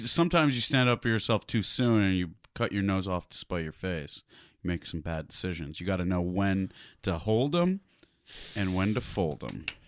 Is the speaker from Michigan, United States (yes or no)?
yes; Detroit, Michigan, United States; I grew up on it in Detroit